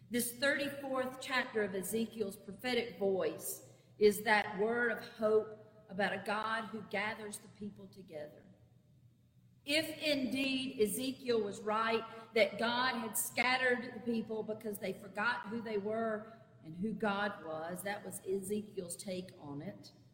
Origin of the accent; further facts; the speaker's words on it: Clinton, South Carolina, United States; My hometown of Clinton, South Carolina, is located on the interstate almost exactly halfway between Columbia and Greenville in upstate South Carolina